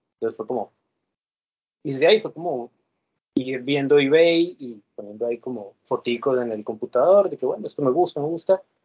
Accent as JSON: {"language": "Spanish", "town": "Cali", "region": "Valle del Cauca", "country": "Colombia", "said": "soy de Colombia"}